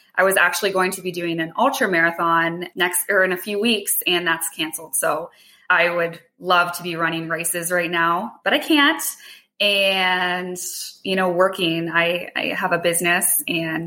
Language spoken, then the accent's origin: English; Hamilton, Ontario, Canada; I grew up in Hamilton. So I live like right around the corner from my childhood home